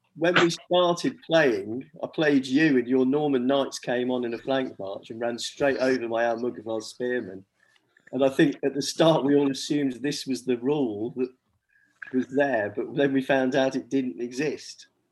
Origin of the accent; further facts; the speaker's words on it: England, United Kingdom; as English players